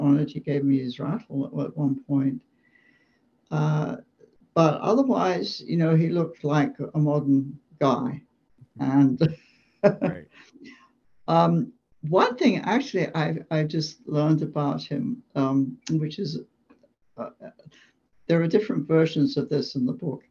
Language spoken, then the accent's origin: English; England, United Kingdom; moved away as an adult; now in United States; I grew up in England.